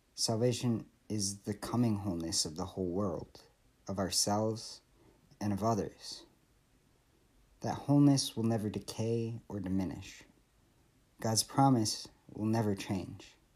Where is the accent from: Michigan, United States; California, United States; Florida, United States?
Michigan, United States; I grew up in Michigan